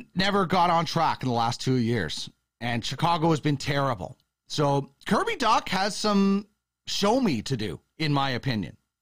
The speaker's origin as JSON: {"language": "English", "town": "Brandon", "region": "Manitoba", "country": "Canada", "tie": "born or raised there", "said": "I grew up in Manitoba"}